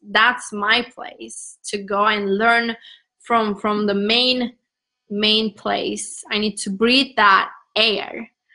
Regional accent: Turkey; English is a second language; moved away as an adult; now in United States; I'm from Turkey

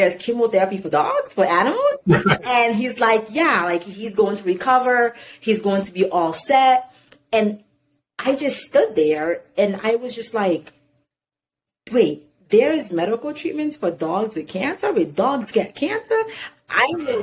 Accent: Irvington, New Jersey, United States; also born or lived in Haiti / Newark, New Jersey; I grew up in Irvington. Well, I was born in Haiti. I came to America. I grew up in Newark. I grew up in Irvington.

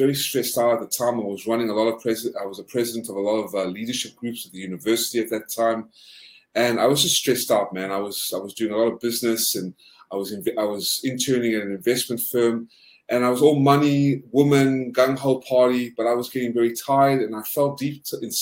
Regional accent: South Africa; also born or lived in Georgia, United States; now in United States; I'm originally South African.

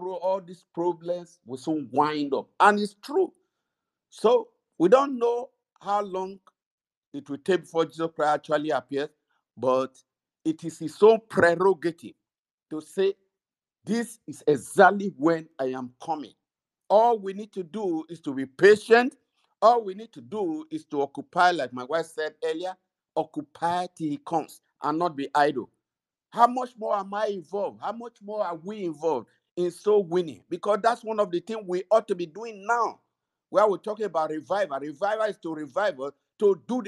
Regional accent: Nigeria; moved away; we're from Nigeria

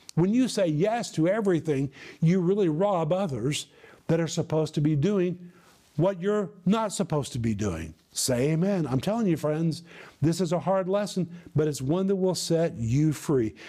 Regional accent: United States; moved away as an adult; now in former Soviet Union; people saw me as an American

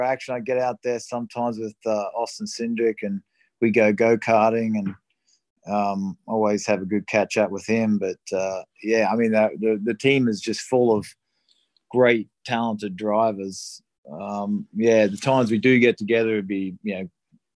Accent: Australia; moved away; I grew up in Australia

